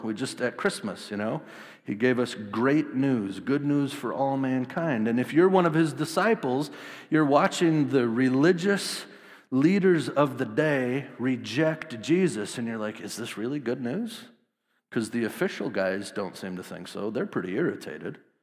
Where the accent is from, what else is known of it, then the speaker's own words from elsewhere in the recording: Wisconsin, United States; I grew up in Wisconsin, small town, uh, about eight thousand people